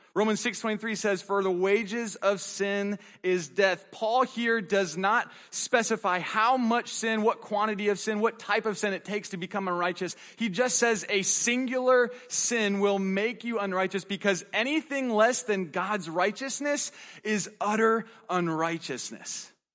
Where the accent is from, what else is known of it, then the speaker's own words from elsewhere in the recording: United States; our right as an American